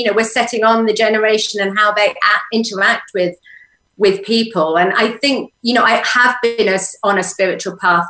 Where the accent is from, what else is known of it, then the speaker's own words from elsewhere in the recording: England, United Kingdom; moved away as an adult; now in Sedona, United States; I had to let go of England to settle in here